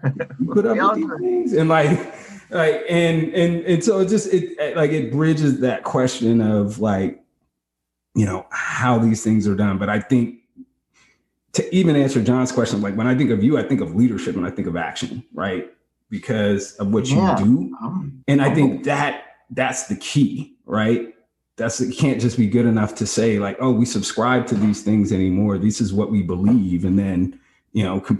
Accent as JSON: {"language": "English", "region": "West Coast", "country": "United States", "tie": "born or raised there", "said": "I grew up on the West Coast."}